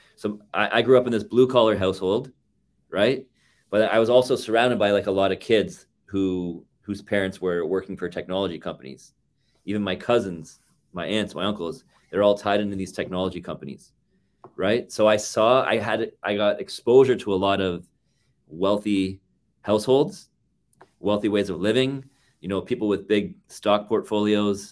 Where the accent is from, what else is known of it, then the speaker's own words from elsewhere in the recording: Toronto, Ontario, Canada; moved away as an adult; also born or lived in Markham, Ontario; now in Vancouver, Canada; born and raised in Toronto, and then, um, in and around my thirty-seventh birthday, uh, I decided that I had enough of Toronto